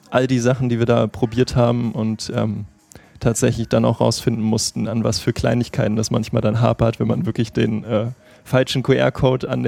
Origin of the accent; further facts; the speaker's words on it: Berlin, Germany; also ich komme ja aus Berlin